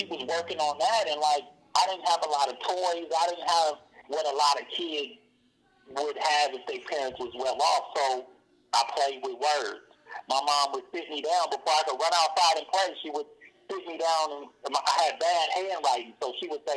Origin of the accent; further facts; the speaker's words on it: Oakland, California, United States; where we grow up, our culture